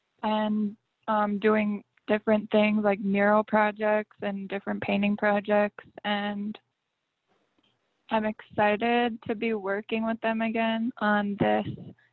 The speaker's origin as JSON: {"language": "English", "town": "Española", "region": "New Mexico", "country": "United States", "tie": "born or raised there", "said": "And I live on a farm in Española. I've lived here since I was 5"}